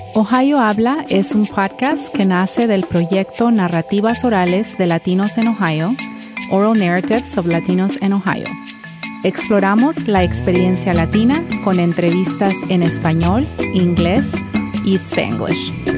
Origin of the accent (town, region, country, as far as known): Ecuador; moved away